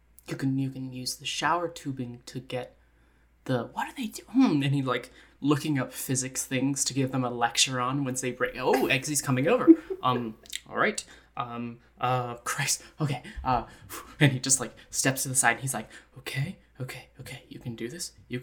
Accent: Scotland, United Kingdom; I'm Scottish, and I'm smart.

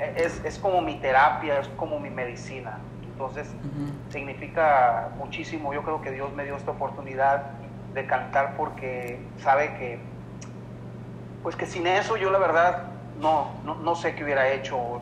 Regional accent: Los Mochis, Sinaloa, Mexico; Yo soy un cantante nacido y criado en Los Mochis, Sinaloa

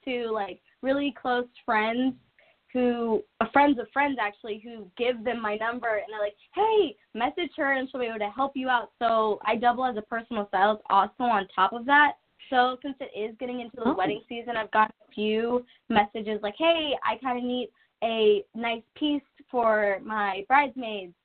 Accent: Columbus, Ohio, United States; I am from Columbus, Ohio, so we do have this place called The Short North

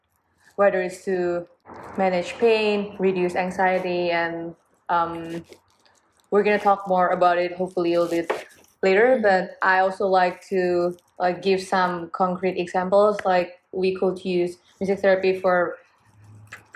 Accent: Indonesia; now in Boston, United States; I'm from Indonesia.

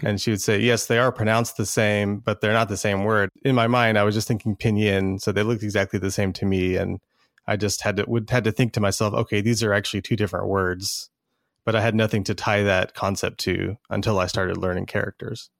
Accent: Texas, United States; also born or lived in Dallas, Texas; I live in Dallas, Texas. I'm originally from Texas. Spent my whole life here

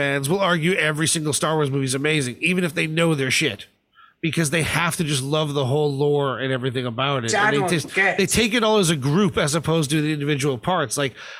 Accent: United States; I never was a Bond fan as a kid growing up in America.

